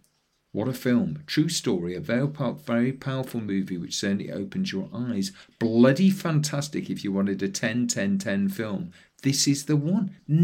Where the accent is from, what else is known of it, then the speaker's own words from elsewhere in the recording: Leeds, Yorkshire and the Humber, United Kingdom; moved away as an adult; now in Australia; I'm originally from Leeds.